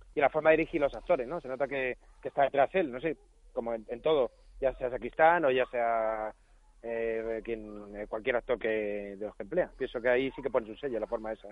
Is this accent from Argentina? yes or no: no; Madrid, Community of Madrid, Spain; es en Madrid de mi, de mi niñez.